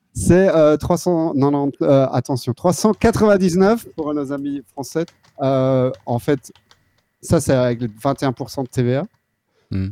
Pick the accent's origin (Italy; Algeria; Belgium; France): Belgium; Wallonia; moved away as an adult; now in Netherlands; je viens du sud de la Belgique et j'habite ici depuis 2009. C'est au pays, Pays-Bas